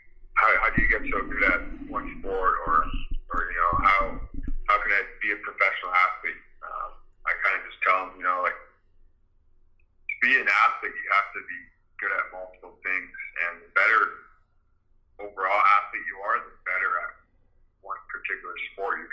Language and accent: English; Windsor, Ontario, Canada; moved away as an adult; now in Michigan, United States; I grew up in Devonshire Heights area, okay. Windsor, right around Devonshire Mall.